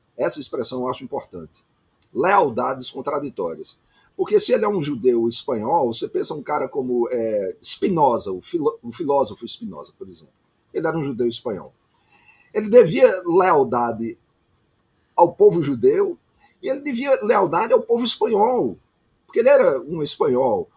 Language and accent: Portuguese; Campina Grande, Paraíba, Brazil; moved away as an adult; now in Rio de Janeiro, Brazil; Eu sou um paraibano que mora no Rio de Janeiro há 40 anos. Eu já estou há tanto tempo no Rio que eu já poderia é, transferir a minha cidadania, porque eu já morei mais tempo no Rio de Janeiro do que em Campina Grande, que é a minha cidade natal.